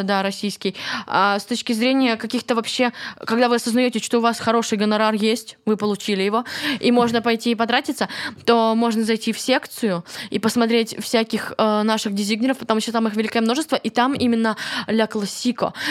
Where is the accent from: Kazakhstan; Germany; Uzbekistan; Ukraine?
Ukraine; Kryvyi Rih, Dnipropetrovsk Oblast; Вообще-то я из Кривого Рога